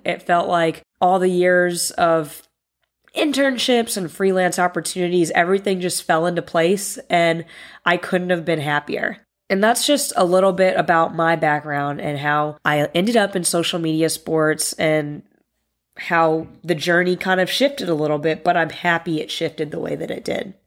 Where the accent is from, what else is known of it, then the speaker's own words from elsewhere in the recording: Northern Virginia, United States; I grew up in the Northern Virginia area